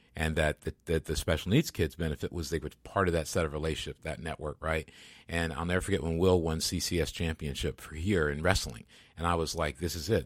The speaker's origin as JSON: {"language": "English", "area": "Grand Rapids", "region": "Michigan", "country": "United States", "tie": "born or raised there", "said": "my hometown, Grants, Michigan"}